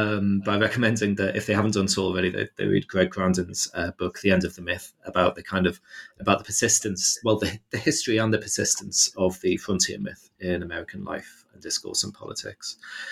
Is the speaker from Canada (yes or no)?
no; United Kingdom; the kind of imaginaries of empire with which you kind of like suck in with your mother's milk as a British person